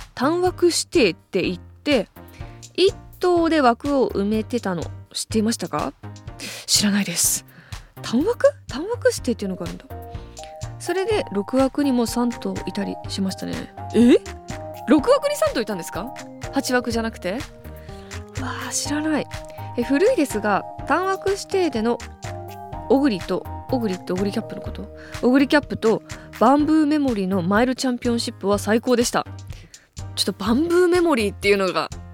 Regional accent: Ebetsu, Hokkaido, Japan; moved away; 江別市っていう私の地元なんですけど

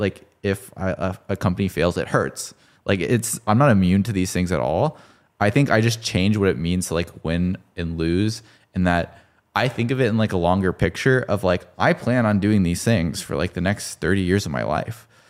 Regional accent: Texas, United States; I played football 'cause I grew up in Texas

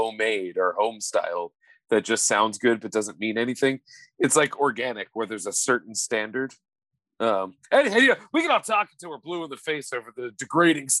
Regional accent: Kentucky, United States; now in Philadelphia, United States; I was born in Kentucky

